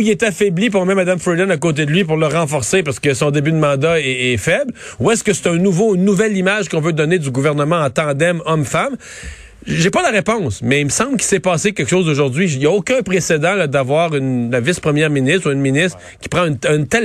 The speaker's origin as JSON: {"language": "French", "country": "Canada", "said": "C'était un, moment euh, important pour se recueillir en tant que Canadien, pour réfléchir à la réconciliation."}